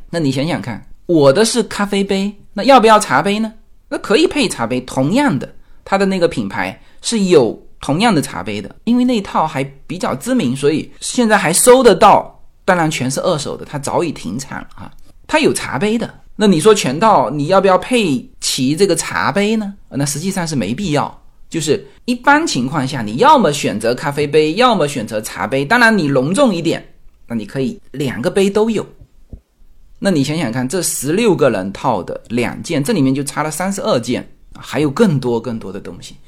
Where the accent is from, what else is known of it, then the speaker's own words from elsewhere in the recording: China; now in United States; 我们是华人，来美国之后